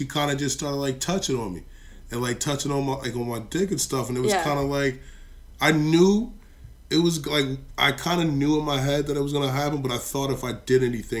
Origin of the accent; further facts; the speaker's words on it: North Carolina, United States; moved away; Because I'm from North Carolina.